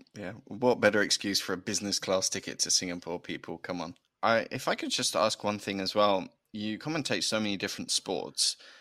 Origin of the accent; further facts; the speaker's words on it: United Kingdom; accent: British; being a Brit